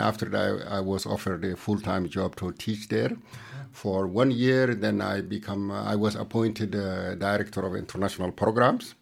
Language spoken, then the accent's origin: English; Mauritania; now in Denmark; I'm from Mauritania